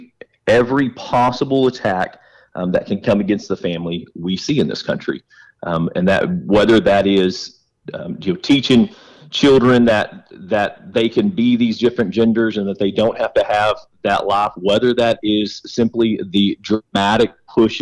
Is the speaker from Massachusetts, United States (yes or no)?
no; Weatherford, Texas, United States; Weatherford, Texas. Wow. It's about 20 miles west of Fort Worth. It's my hometown. It's where I live